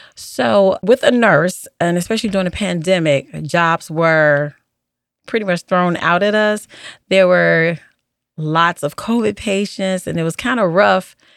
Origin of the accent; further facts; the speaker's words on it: Chicago, Illinois, United States; I grew up on the South Side of Chicago.